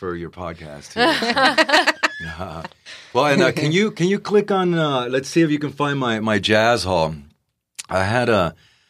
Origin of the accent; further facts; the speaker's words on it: Puerto Rico; also born or lived in Bronx, United States; now in San Diego, United States; And at two or three, we moved to Puerto Rico, where my father and my mother's from.